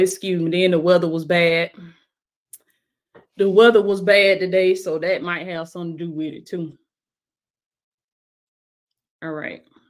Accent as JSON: {"language": "English", "town": "Blakely", "region": "Georgia", "country": "United States", "tie": "born or raised there", "said": "Represent my hometown, baby. In Blakely, Georgia"}